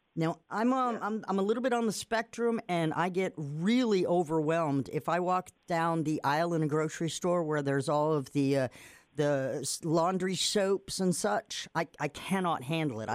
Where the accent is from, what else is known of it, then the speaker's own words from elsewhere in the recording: Nantucket, Massachusetts, United States; moved away; I'm from Nantucket, Massachusetts, an island